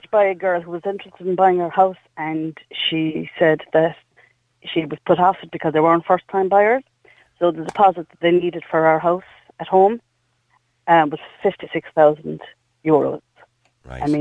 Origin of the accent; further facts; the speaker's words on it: Cork, Munster, Ireland; Now we're from Cork